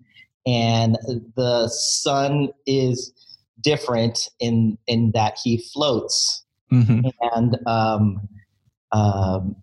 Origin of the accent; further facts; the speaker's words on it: San Diego, California, United States; moved away as an adult; also born or lived in Filipino heritage; now in Emeryville, United States; I'm originally from San Diego